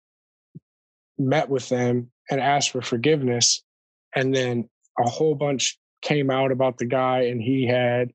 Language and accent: English; Michigan, United States; moved away